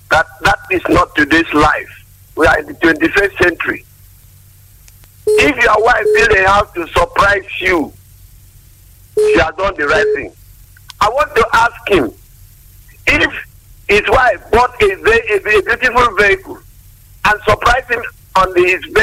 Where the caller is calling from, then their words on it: Nyanya, Nasarawa, Nigeria; I'm calling from Nyanya here.